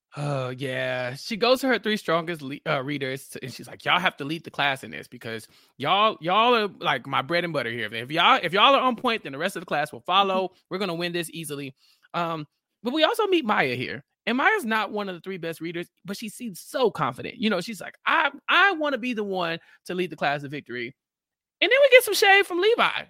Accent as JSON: {"language": "English", "region": "Texas", "country": "United States", "said": "I'm from Texas and we have random horses"}